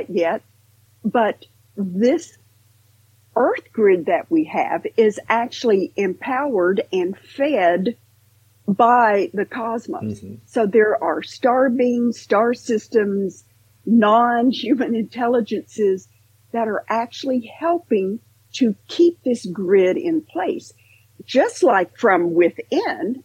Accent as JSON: {"language": "English", "region": "Western Kentucky", "country": "United States", "tie": "born or raised there", "said": "growing up in Western Kentucky"}